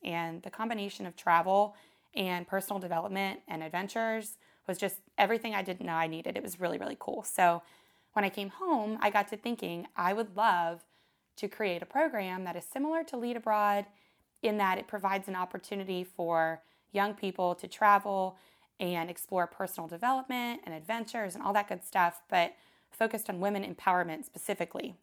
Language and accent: English; Maryland, United States; moved away as an adult; also born or lived in Oxford, Mississippi; my hometown in Maryland